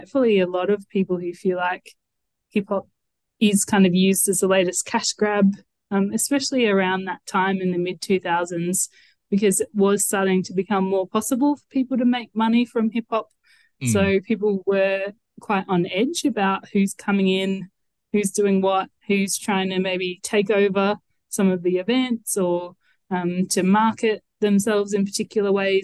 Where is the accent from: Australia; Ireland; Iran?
Australia; Adelaide, South Australia; I'm from Adelaide